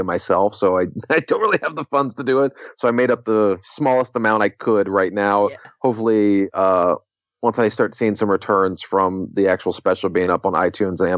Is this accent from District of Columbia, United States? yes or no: yes; Washington, District of Columbia, United States; moved away as an adult; now in Los Angeles, United States; my hometown of Washington, D.C.